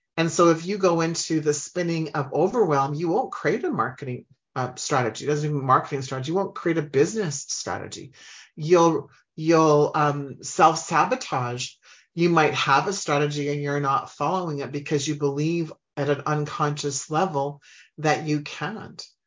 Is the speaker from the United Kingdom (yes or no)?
no; Humboldt, Saskatchewan, Canada; I grew up in Humboldt, Saskatchewan, which is in Canada